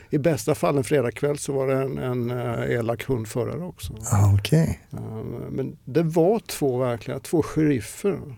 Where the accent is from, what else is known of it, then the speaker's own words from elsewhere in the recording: Småland, Sweden; Ja, ja alltså eh, Imre Lönnebergaland.